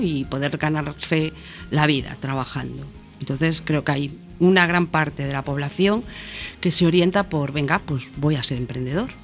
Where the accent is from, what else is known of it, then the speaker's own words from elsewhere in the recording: Galicia, Spain; como buena gallega que soy